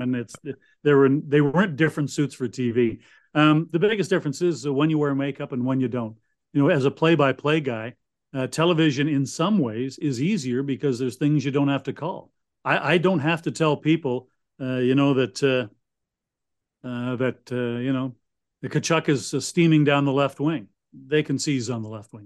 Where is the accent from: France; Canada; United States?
Canada; Winnipeg, Manitoba; moved away as an adult; now in Ottawa, Canada; growing up in Winnipeg